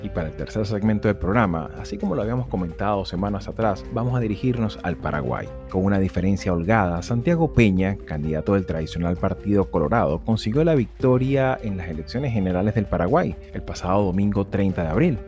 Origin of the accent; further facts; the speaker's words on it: Venezuela; now in United States; tenemos este problema como venezolanos también estando aquí en Estados Unidos